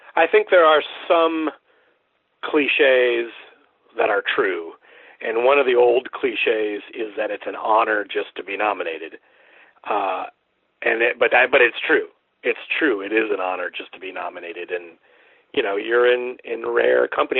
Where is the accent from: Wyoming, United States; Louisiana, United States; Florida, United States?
Florida, United States; Central; moved away as an adult; also born or lived in Sanford, Florida / Ocala, Florida; now in Baton Rouge, United States; I'm originally from uh, Central Florida. I was born in Sanford, uh, which is kind of near Orlando and I went to high school in the Ocala area